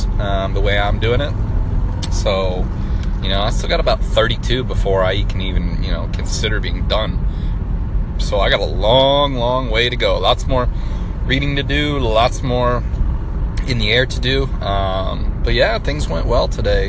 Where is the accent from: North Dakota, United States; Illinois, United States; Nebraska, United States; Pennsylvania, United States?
Nebraska, United States; moved away as an adult; also born or lived in Dallas, Texas; now in Fort Worth, United States; I'm originally from Nebraska. Moved to Texas after college